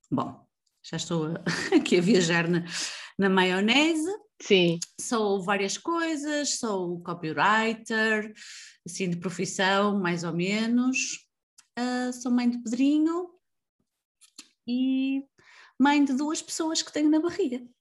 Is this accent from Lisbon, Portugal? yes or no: no; Avintes, Porto District, Portugal; tenho 38 anos, eh, sou natural de Avintes, e é importante referir isto porque para mim isso é ADN